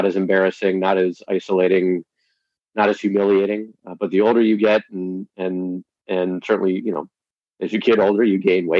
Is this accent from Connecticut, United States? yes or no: yes; West Hartford, Connecticut, United States; I grew up here in West Hartford, Connecticut